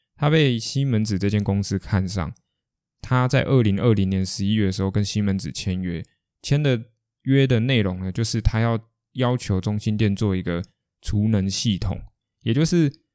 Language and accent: Chinese; Kaohsiung, Taiwan; 因为毕竟我是高雄人